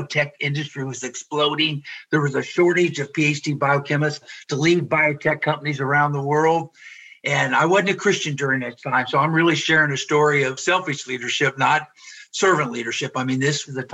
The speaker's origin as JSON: {"language": "English", "town": "Cincinnati", "region": "Ohio", "country": "United States", "tie": "born or raised there", "also_born_or_lived": "Ithaca, New York / Frankfurt, Germany / Decatur, Illinois", "moved": "as an adult", "said": "I grew up in the Cincinnati area"}